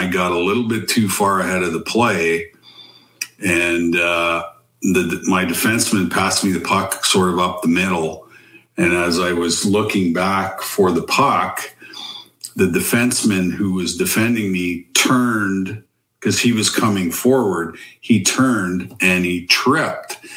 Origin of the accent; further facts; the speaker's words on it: Manitoba, Canada; also born or lived in Oxbow, Saskatchewan; Well, I was born in Oxbow, but moved early. But then I was raised in Manitoba